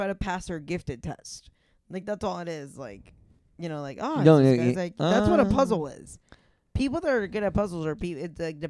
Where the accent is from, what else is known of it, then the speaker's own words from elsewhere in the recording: Florida, United States; I have an accent. I'm from Florida